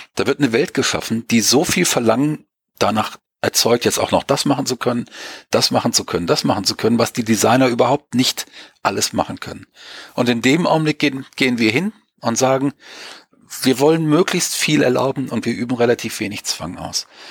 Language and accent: German; Germany; wir sind nicht mehr so stark autoritätsgläubig, wie wir das gerade in Deutschland ja auch lange waren